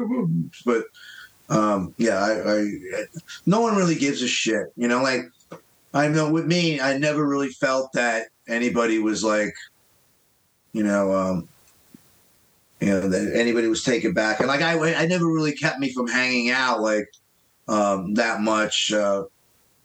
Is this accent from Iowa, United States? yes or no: no; New York City, New York, United States; growing up in Queens, there was a big pressure. I grew up in an Irish Italian neighborhood